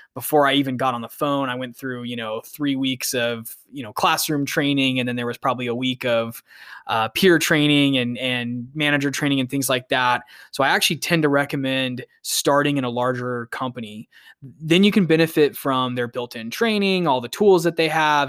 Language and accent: English; Phoenix, Arizona, United States; I'm originally from Phoenix, Arizona